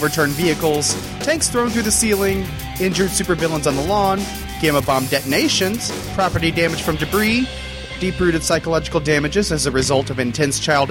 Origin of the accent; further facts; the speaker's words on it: the Ozarks, United States; I am from the Ozarks.